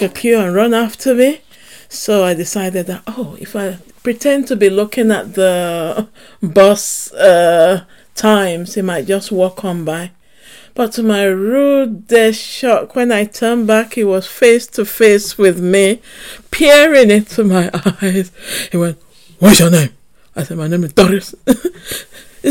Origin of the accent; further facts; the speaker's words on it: Nigeria; now in Manchester, United Kingdom; Growing up in Nigeria